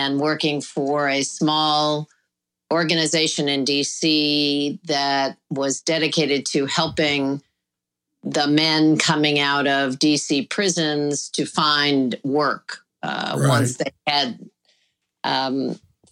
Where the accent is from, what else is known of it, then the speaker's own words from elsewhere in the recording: Ohio, United States; moved away as an adult; also born or lived in Kansas; I was born and raised in Ohio.